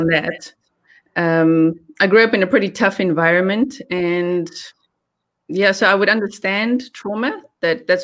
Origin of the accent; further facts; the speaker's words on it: South Africa; accent: South African; moved away as an adult; I grew up in South Africa, yeah. I only moved here 2 years ago